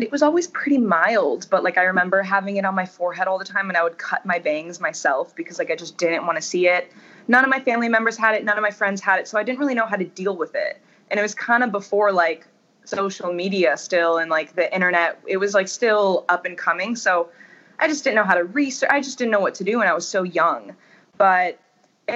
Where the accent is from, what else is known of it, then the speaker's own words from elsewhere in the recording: United States; moved away as an adult; also born or lived in Ohio / Florida; now in Los Angeles, United States; I grew up in Ohio and in Florida about half time in each place.